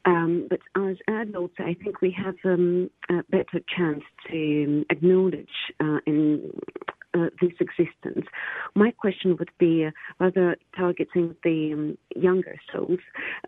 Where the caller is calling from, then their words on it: London, United Kingdom; I'm calling from London.